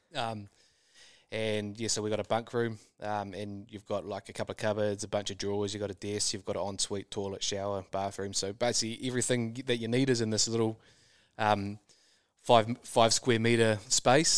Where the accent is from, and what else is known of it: New Zealand; moved away